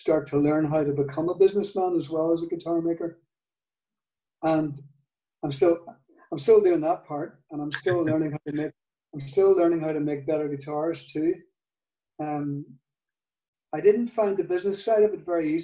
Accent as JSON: {"language": "English", "region": "Northern Ireland", "country": "United Kingdom", "accent": "Northern Ireland", "said": "in my Northern Ireland accent"}